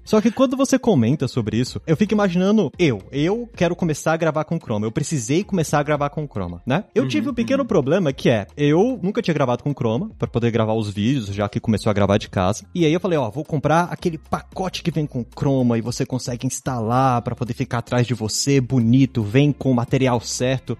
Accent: Brasília, Federal District, Brazil; Eu mesmo sou de Brasília

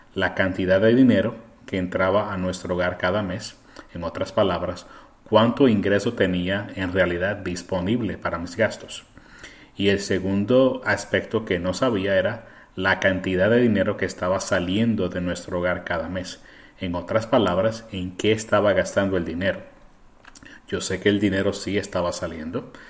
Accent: Puerto Rico; first language Spanish; now in United States; yo crecí en Puerto Rico, así que el español es mi primer idioma, pero estoy en los Estados Unidos desde el 1991

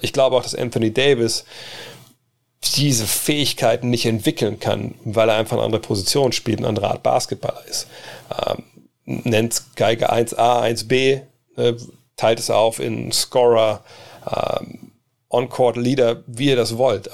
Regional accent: Wolfsburg, Lower Saxony, Germany; also born or lived in United States; hier in Wolfsburg, auch, glaube ich, in dem Jahr oder in den zwei Jahren, bevor ich nach USA bin

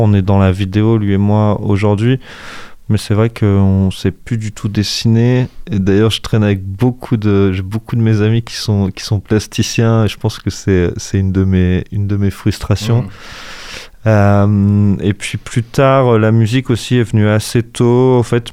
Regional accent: Angers, Pays de la Loire, France; also born or lived in Coutances, Manche; j'ai quitté Coutances à un an et demi. En fait, mes parents commençaient de travailler, ont été mutés. Dès qu'ils ont pu revenir à Angers, ils sont venus à Angers.

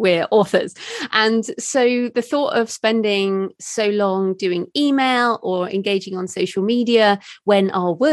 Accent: United Kingdom; I'm a woman in my late 40s, I'm British

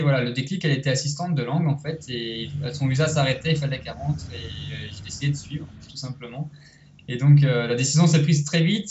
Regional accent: Rennes, Brittany, France; moved away as an adult; also born or lived in Biarritz; now in Costa Rica; moi je suis de Rennes, à côté de Rennes.

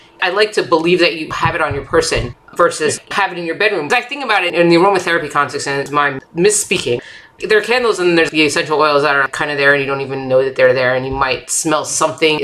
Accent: Florida, United States; now in New York, United States; I was born in New York. So going from New York to Florida, living in Florida for 17 years and then going back to New York

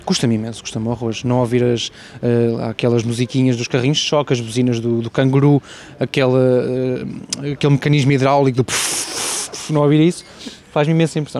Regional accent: Portugal; also born or lived in London / Porto; estou em Portugal, sou português

